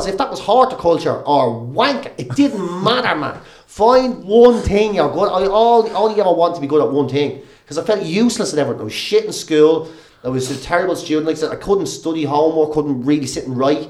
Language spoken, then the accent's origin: English; Ireland; growing up in Ireland